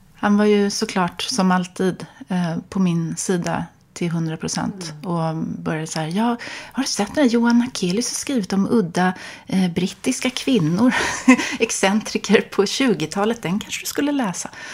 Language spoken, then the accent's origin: Swedish; Stockholm, Stockholm County, Sweden; jag är uppvuxen på Östermalm